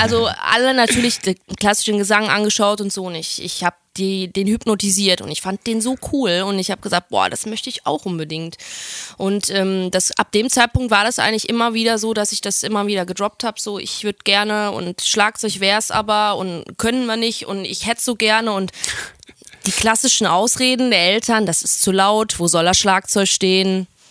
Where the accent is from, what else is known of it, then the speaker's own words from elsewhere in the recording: Oberhausen, North Rhine-Westphalia, Germany; bin in Oberhausen aufgewachsen, im Herzen des Ruhrgebiets.